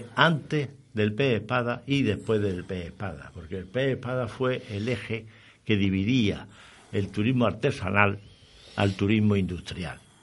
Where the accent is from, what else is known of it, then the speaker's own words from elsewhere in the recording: Andalusia, Spain; como andaluz, como malagueño, eh, como granadino, soy orgulloso